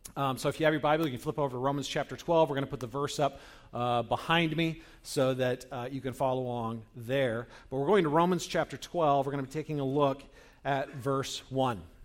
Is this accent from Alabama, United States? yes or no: no; Northern California, United States; I grew up in Northern California, where, uh, during the seventies, um, when I was a kid